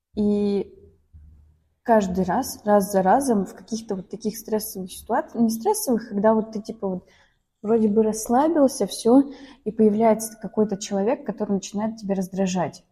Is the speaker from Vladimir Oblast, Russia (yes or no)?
no; Izhevsk, Udmurtia, Russia; moved away; я из Ижевска родом.